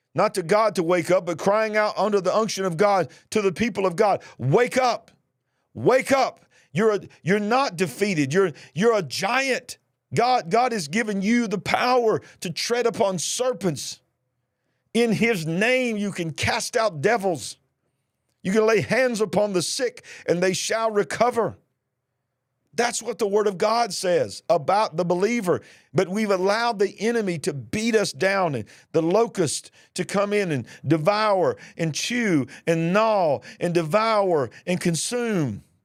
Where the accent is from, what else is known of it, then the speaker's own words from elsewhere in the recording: Birmingham, Alabama, United States; my hometown, Birmingham, Alabama